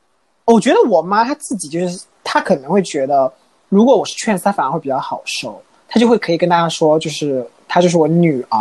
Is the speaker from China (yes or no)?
yes; Jiuzhaigou, Sichuan, China; 我那块田本来很实的扎根在我们老家九寨沟那边的